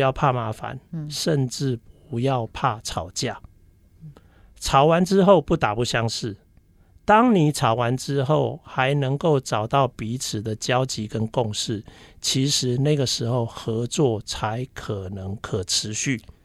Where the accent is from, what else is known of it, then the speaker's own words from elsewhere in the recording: Taiwan; 我的家庭背景就是，呃，因为台湾人在，呃，五六年级时，呃，的那个年，年代，其实台湾人 的家庭非常崇尚自己的小孩去当医生